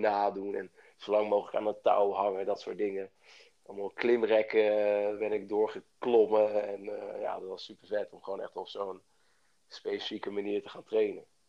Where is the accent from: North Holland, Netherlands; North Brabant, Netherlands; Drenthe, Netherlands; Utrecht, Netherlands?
Utrecht, Netherlands; Bilthoven; moved away as an adult; now in Amsterdam, Netherlands; ik kom uit Beeldhoven